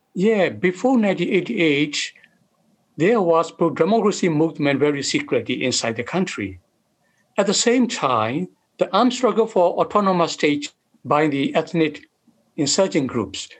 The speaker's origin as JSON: {"language": "English", "area": "Karen State", "region": "Kayin State", "country": "Myanmar", "tie": "born or raised there", "also_born_or_lived": "Thai-Burma border", "moved": "as an adult", "lives_now": "Australia", "said": "I was born and raised in Karen State"}